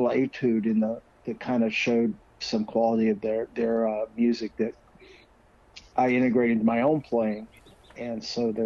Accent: North Carolina, United States; moved away; also born or lived in Minnesota; I grew up in North Carolina.

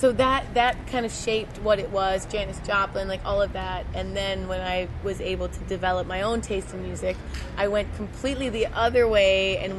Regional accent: Kitchener, Ontario, Canada; I'm from Kitchener, so it's about an hour away from Toronto.

